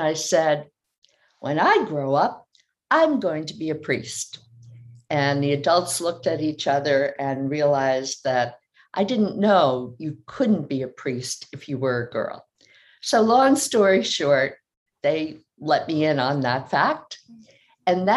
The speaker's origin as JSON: {"language": "English", "region": "New Jersey", "country": "United States", "tie": "born or raised there", "said": "I was the oldest of five of a very Irish, very Catholic family in New Jersey. And growing up, we had a lot of priests"}